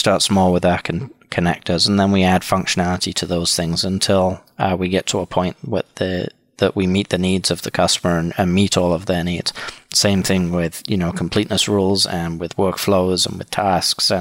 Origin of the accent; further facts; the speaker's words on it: England, United Kingdom; moved away as an adult; also born or lived in Wisconsin, United States; now in Milwaukee, United States; originally I'm from the UK. Born and raised in England. Moved to the US in 1999, where I went to college.